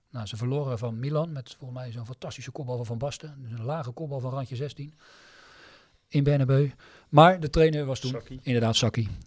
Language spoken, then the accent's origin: Dutch; Netherlands; omdat ik ook uit Nederland kom.